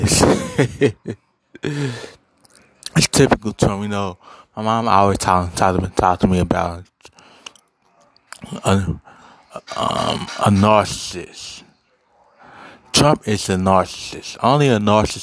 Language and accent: English; Cincinnati, Ohio, United States; also born or lived in Covington, Kentucky; I'm from Cincinnati